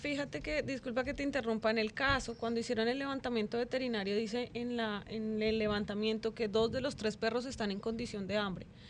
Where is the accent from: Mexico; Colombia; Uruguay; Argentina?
Colombia; moved away as an adult; now in Dominican Republic; yo soy de Colombia, yo amo este país